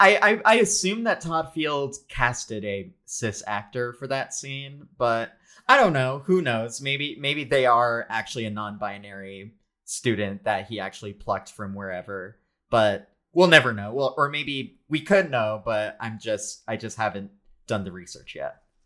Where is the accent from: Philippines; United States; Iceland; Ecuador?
Philippines; as a Filipino person